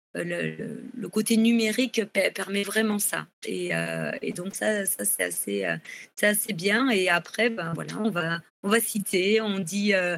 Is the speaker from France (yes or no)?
yes; the South, southern France, France; je suis du Sud